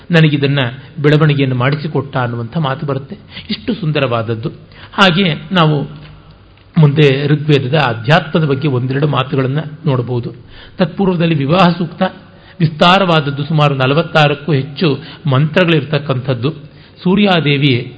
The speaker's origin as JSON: {"language": "Kannada", "region": "North Karnataka", "country": "India", "said": "ನಮ್ಮ ಉತ್ತರ ಕರ್ನಾಟಕದಲ್ಲಿ"}